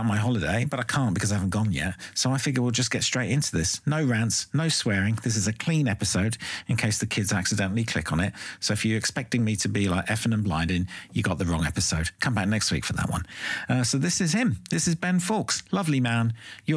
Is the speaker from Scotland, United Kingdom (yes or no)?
no; London, United Kingdom; also born or lived in Ireland; I was born in London and I grew up in Ireland and London.